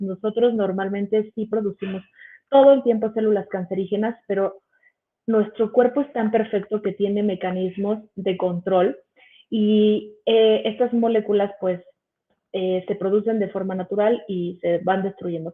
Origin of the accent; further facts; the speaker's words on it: Mexico City, Mexico; soy de aquí de la Ciudad de México